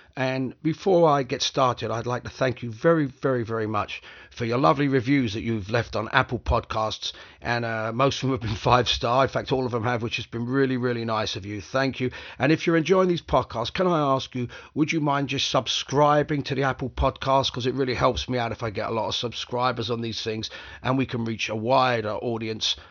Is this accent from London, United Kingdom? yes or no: yes; London, United Kingdom; I grew up in this city. I grew up in West London